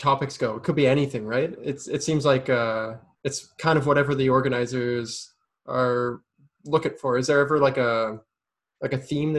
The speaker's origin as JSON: {"language": "English", "region": "Ontario", "country": "Canada", "tie": "born or raised there", "said": "Yeah, so coming from, like, growing up in Ontario and stuff"}